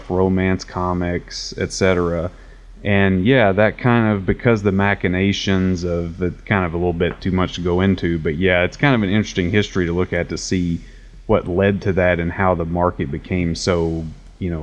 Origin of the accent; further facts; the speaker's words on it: Paducah, Kentucky, United States; moved away as an adult; now in Nashville, United States; I moved from Paducah, Kentucky, which is where I'm from